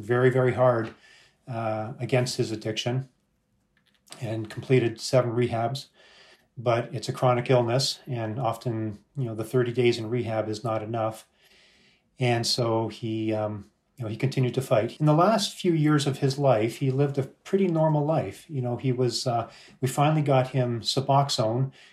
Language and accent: English; Canada; now in United States; We're Canadian, and although we're immigrants here to the U.S.